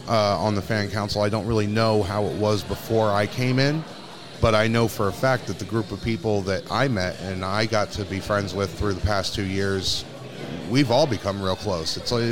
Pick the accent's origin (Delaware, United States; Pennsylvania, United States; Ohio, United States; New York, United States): Pennsylvania, United States; East Stroudsburg; I'm from East Stroudsburg, Pennsylvania, which is where we are.